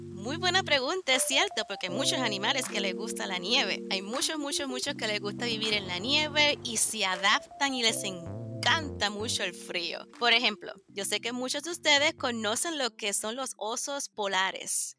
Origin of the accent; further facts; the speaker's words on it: Puerto Rico; now in United States; Yo soy de Puerto Rico